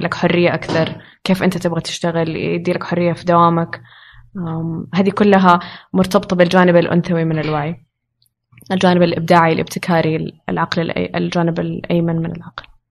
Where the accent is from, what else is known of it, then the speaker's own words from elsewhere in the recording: Riyadh, Riyadh Province, Saudi Arabia; moved away as an adult; now in Jeddah, Saudi Arabia; عشت في الرياض